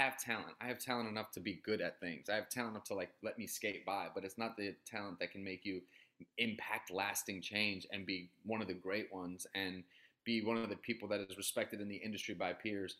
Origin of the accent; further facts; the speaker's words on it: Syracuse, New York, United States; moved away as an adult; also born or lived in Boston / Chicago; I was born in Boston. I was raised in upstate New York, in Syracuse, New York